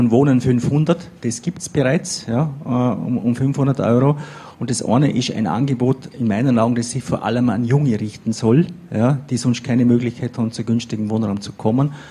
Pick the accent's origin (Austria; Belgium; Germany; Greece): Austria; Vorarlberg; wir haben eine Situation bei uns in Vorarlberg, dass manche 50 Prozent und mehr ihres Einkommens für Miete ausgeben müssen.